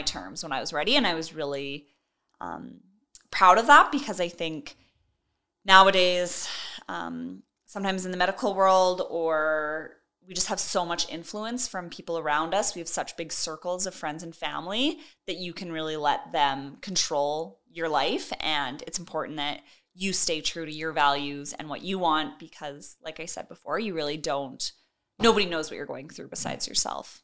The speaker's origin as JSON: {"language": "English", "town": "Edmonton", "region": "Alberta", "country": "Canada", "tie": "born or raised there", "also_born_or_lived": "Kenora, Ontario", "said": "I am from Edmonton, Alberta, and I was born in Kenora, Ontario, but lived most of my life out here in Edmonton."}